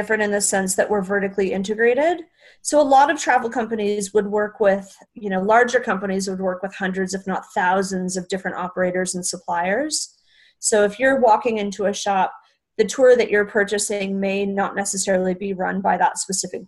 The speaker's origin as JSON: {"language": "English", "country": "Canada", "moved": "yes", "said": "I'm originally from Canada"}